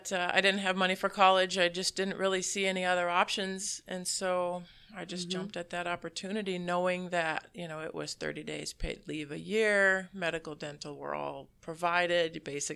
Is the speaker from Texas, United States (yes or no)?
no; Minnesota, United States; And my family, I have family roots from Wisconsin, from Dunn County. But I was raised in Minnesota because my grandparents moved there.